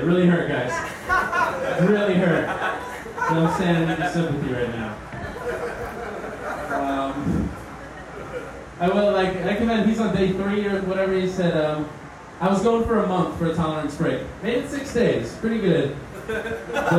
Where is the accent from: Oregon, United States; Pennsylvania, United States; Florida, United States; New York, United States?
Florida, United States; Miami; I'm from Miami